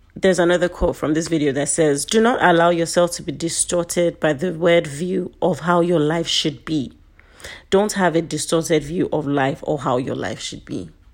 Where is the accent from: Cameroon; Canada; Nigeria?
Nigeria; Being a Nigerian